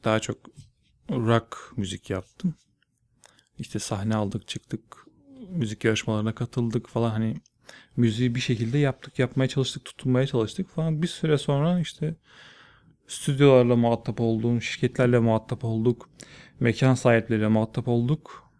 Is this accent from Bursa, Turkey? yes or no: yes; Bursa, Turkey; moved away as an adult; also born or lived in Elazığ / Erzurum / Ankara; now in Istanbul, Turkey; Bursa'da doğdum, Bursa'da büyüdüm.